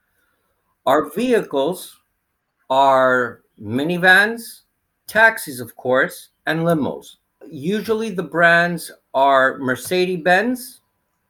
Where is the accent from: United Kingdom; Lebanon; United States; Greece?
Greece; also born or lived in Canada / Crete; I was born in Canada, raised here in Greece.